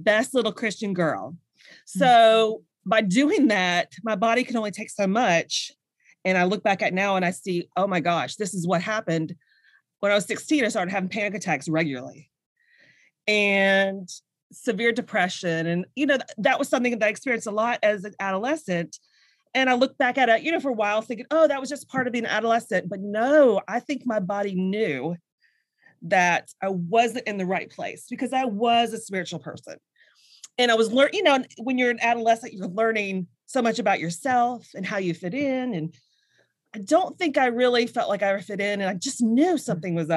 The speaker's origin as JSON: {"language": "English", "region": "the South", "country": "United States", "tie": "born or raised there", "said": "I grew up like you in the South"}